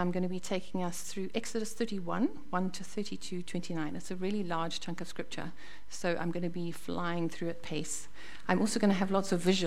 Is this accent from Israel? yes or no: no; Zimbabwe; moved away as an adult; also born or lived in Botswana; now in New Zealand; I was born in Zimbabwe and grew up in Zimbabwe.